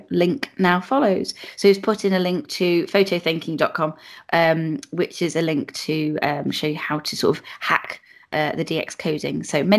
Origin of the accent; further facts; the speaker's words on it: Chiseldon, South West England, United Kingdom; also born or lived in Germany; Although born on an RAF base in Germany's West pre-war, I grew up in North Wilts, in a little village called Chiseldon, partway between Swindon and Marlborough.